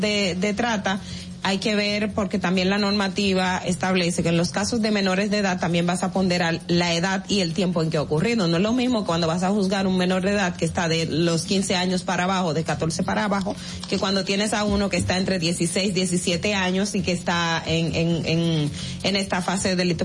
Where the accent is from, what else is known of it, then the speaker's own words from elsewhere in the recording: Independencia, Dominican Republic; la provincia Independencia de donde yo soy